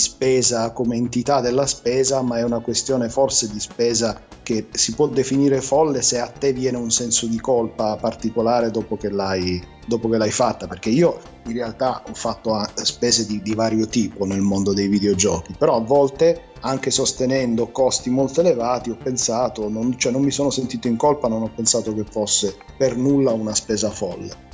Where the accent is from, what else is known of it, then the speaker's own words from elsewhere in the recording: Genoa, Liguria, Italy; mia madre è genovese, io sono anche nato a Genova